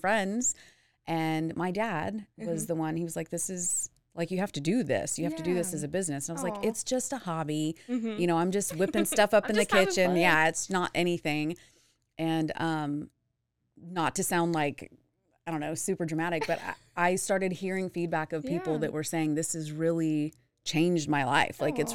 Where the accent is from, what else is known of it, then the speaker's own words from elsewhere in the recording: Dallas, Texas, United States; moved away as an adult; also born or lived in Houston, Texas; now in Waco, United States; growing up in Dallas Fort Worth, I went to high school there